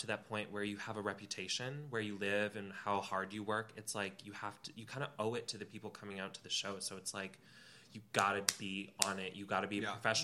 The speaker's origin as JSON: {"language": "English", "town": "Atlanta", "region": "Georgia", "country": "United States", "said": "I'm from Atlanta"}